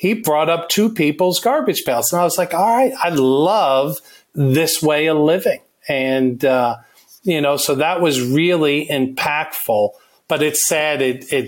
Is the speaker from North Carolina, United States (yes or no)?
no; just north of New York City, United States; we grew up in New York, right north of the city